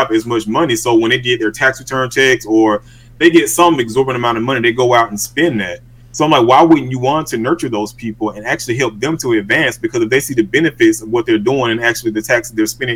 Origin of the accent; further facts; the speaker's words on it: Georgia's 4th Congressional District, United States; I was born here in Georgia and I was raised in this district